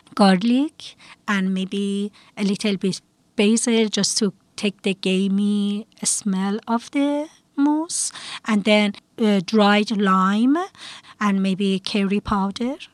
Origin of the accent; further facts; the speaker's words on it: Tehran, Tehran Province, Iran; moved away as an adult; now in Bethel, United States; I grew up in Yakhchiabad, in the middle of Hostel and Bostel of uh, Tehran, uh, capital city of Iran. I lived in Iran until I was uh, 31 years old